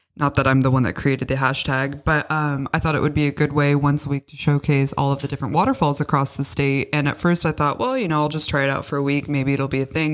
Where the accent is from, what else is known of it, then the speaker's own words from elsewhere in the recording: Bellevue, Washington, United States; moved away as an adult; also born or lived in Tacoma, Washington; now in Austria; I was born in Washington, in Bellevue to be exact. And, you know, I went to high school in Tacoma